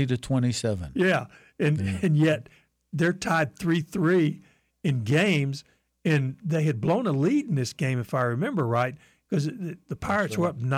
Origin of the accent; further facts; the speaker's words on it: Florida, United States; I grew up in Florida